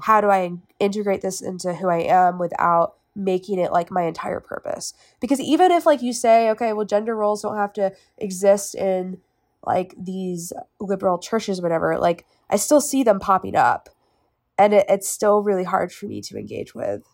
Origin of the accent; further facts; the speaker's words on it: Winston-Salem, North Carolina, United States; also born or lived in Raleigh; I grew up in Winston Salem my whole life, and then after my freshman year, I moved to Raleigh